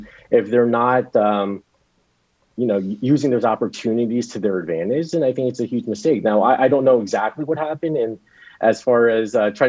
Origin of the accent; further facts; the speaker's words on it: East Coast, United States; I'm originally from the East Coast, so I do have a little bit of a preference for Five Guys.